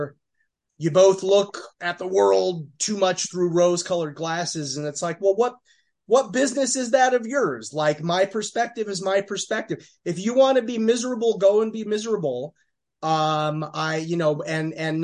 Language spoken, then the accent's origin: English; Eastern Los Angeles County, California, United States; now in New York, United States; I'm not from New York City. I'm from, you know, Eastern Los Angeles County